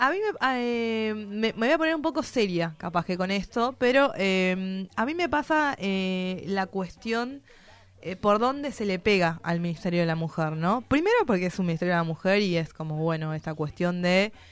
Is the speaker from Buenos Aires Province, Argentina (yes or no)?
no; Tucumán, Argentina; mi familia durante el verano, como familia norteña, muy, es muy común venirse para la costa, porque como no tenemos mar, allá somos...